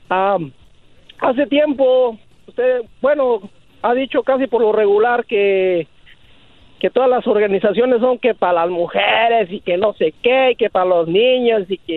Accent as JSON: {"language": "Spanish", "region": "Michoacán", "country": "Mexico", "said": "yo soy de Michoacán"}